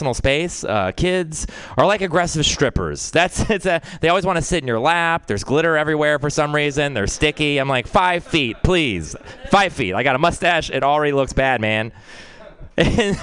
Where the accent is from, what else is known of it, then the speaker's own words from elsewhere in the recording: Texas, United States; I'm from Texas